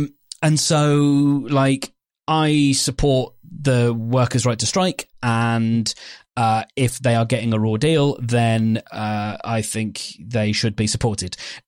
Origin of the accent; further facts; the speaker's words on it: England, United Kingdom; But I'm obviously English, though